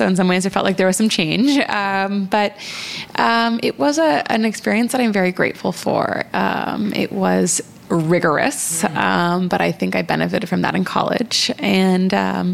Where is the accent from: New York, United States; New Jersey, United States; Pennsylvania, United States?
Pennsylvania, United States; Philadelphia; I grew up right outside of Philadelphia in the suburbs